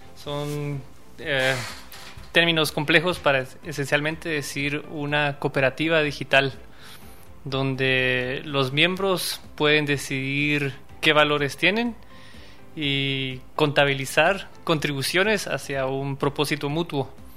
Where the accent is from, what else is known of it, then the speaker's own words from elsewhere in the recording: Quetzaltenango, Guatemala; originario de Quetzaltenango